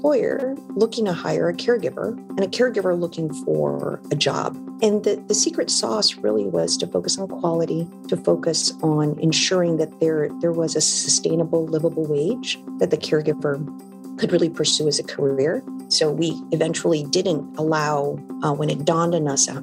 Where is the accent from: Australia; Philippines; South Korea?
Philippines; now in United States; Born and raised in the Philippines